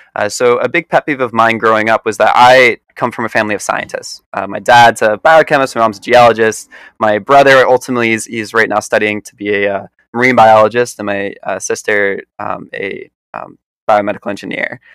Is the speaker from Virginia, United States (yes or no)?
no; New York, United States; also born or lived in Philadelphia, Pennsylvania; now in Boston, United States; I was born outside of Philadelphia, grew up in New York, and right now I'm weathering the storm for the pandemic in Boston